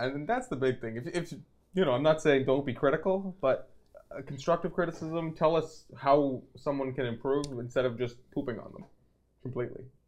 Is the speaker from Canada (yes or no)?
yes; Canada; we are Canadian